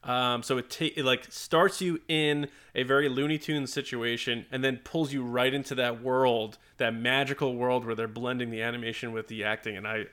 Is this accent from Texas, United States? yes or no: no; New York, United States; one town over from where I grew up on Long Island.